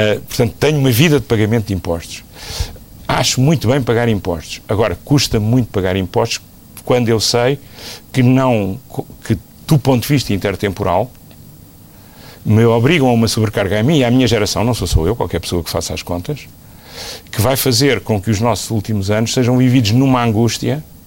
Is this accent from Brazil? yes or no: no; Portugal; como português, como contribuinte